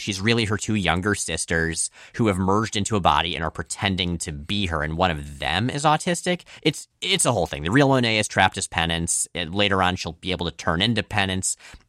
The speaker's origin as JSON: {"language": "English", "region": "Florida", "country": "United States", "tie": "born or raised there", "said": "I grew up in mostly in Florida, entirely for me, mostly for you. And Florida doesn't have fall, and I am never going to get used to how cool autumn looks."}